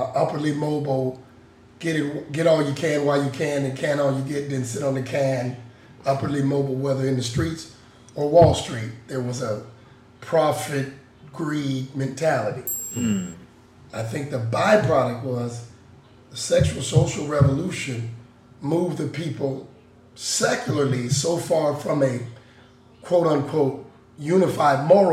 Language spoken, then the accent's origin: English; Seattle, Washington, United States; I grew up in Seattle